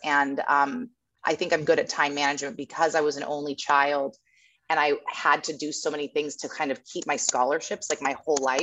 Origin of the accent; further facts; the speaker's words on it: Carmel, California, United States; also born or lived in Hawaii; I'm from Carmel, up north.